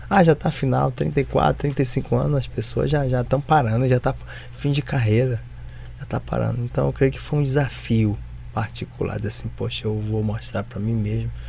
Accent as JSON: {"language": "Portuguese", "region": "Bahia", "country": "Brazil", "also_born_or_lived": "South Korea / Japan / Rio de Janeiro", "moved": "yes", "said": "porque sou baiano, né?"}